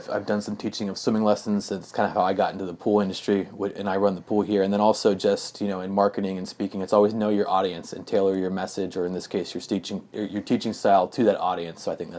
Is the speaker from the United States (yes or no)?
no; Germany; Yeah, I grew up in Germany. My dad was in the army, and the thing I miss most definitely is the food.